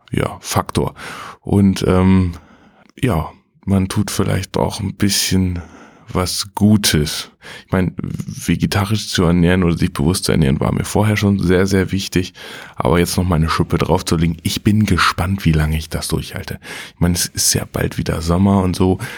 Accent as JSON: {"language": "German", "town": "Butjadingen", "region": "Lower Saxony", "country": "Germany", "tie": "born or raised there", "said": "berichte jetzt quasi so ein bisschen über meine Heimat Budjading. Ähm, sehr, sehr fruchtbares Land, weil es früher auch immer viel vom Meer überspült wurde"}